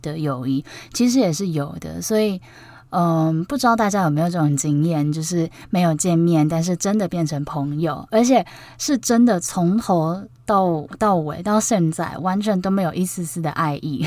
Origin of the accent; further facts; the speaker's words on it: Taipei, Taiwan; 因为我是台北人